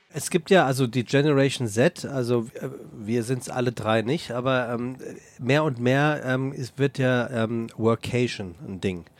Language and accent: German; Frankfurt, Hesse, Germany; als gebürtiger Frankfurter